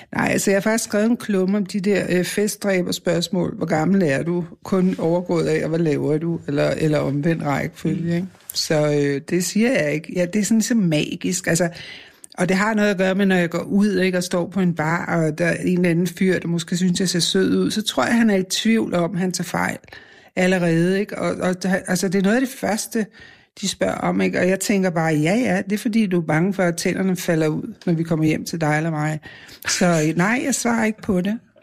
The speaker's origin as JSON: {"language": "Danish", "town": "Copenhagen", "region": "Capital Region of Denmark", "country": "Denmark", "said": "Jeg er fra Vesterbro"}